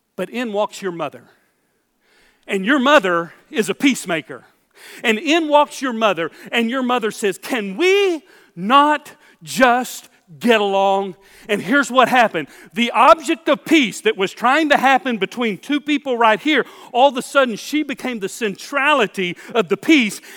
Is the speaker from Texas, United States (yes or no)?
yes; Houston, Texas, United States; born or raised there